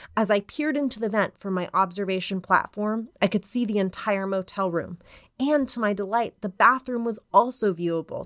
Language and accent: English; Denver, Colorado, United States; I'm from Denver